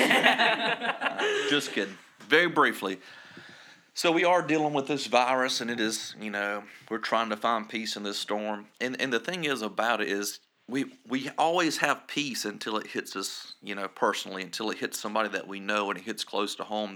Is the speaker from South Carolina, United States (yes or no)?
yes; Scranton, South Carolina, United States; I'm from Scranton, South Carolina, and, uh, we have a total of about eight hundred people there.